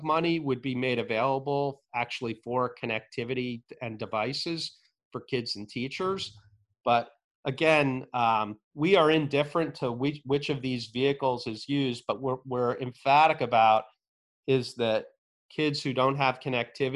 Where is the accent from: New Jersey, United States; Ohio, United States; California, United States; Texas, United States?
New Jersey, United States; the town that I grew up in New Jersey